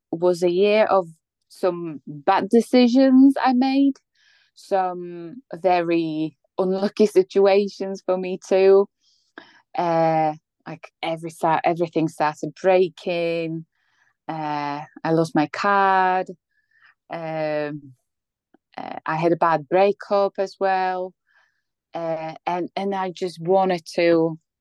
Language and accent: English; Poland; English is a second language; moved away as an adult; also born or lived in Bratislava, Slovakia; now in United Kingdom; I'm from Poland.